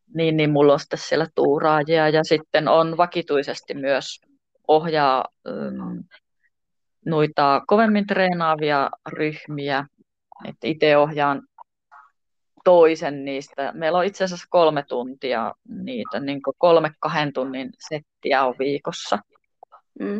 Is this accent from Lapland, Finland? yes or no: yes; Tornio, Lapland, Finland; minä tuun Torniosta